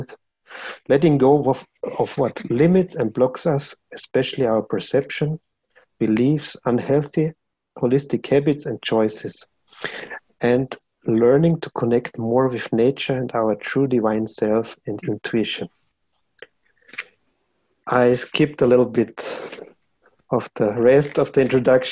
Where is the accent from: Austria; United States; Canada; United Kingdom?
Austria; English is a second language; from Austria